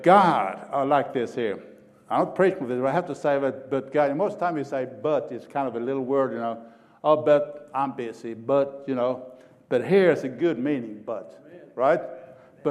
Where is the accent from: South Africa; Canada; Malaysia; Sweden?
Sweden; now in Oklahoma, United States; I'm an Okie from Sweden.